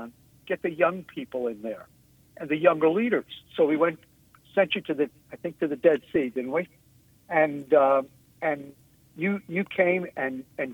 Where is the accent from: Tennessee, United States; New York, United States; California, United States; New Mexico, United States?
New York, United States; I'm such a New Yorker